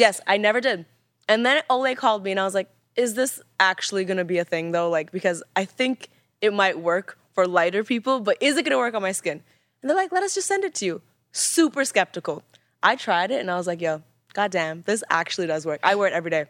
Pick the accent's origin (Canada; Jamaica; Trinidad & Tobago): Canada; because I'm Canadian, a lot of my pronunciation is a little